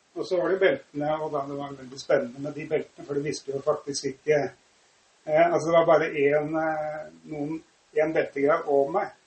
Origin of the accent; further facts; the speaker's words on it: Oslo, Norway; Jeg vokste opp på Oppsal mm. i Oslo